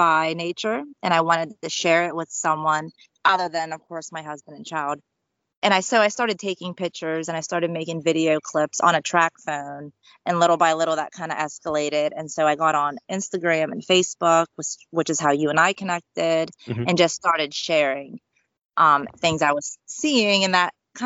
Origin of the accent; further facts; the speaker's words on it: United States; We are all from Sicily. My sister and I were actually born in the USA